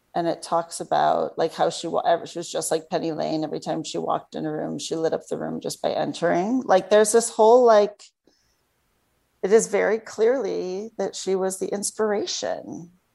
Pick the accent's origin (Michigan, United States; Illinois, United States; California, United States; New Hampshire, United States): Michigan, United States; Troy; straight out of Troy, Michigan. That is where that is my truly my hometown.